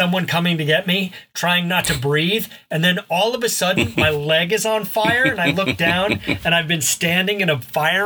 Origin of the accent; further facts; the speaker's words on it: near the Gulf of Mexico, Gulf Coast, United States; where I grew up is near the Gulf of Mexico